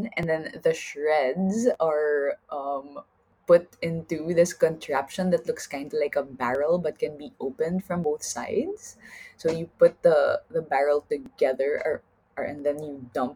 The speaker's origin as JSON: {"language": "English", "country": "Philippines", "moved": "yes", "said": "I'm from the Philippines"}